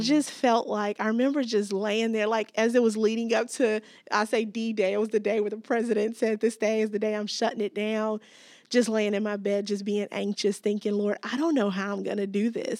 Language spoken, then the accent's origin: English; Gary, Indiana, United States; moved away as an adult; also born or lived in South Africa; I grew up in Gary, Indiana, just outside of Chicago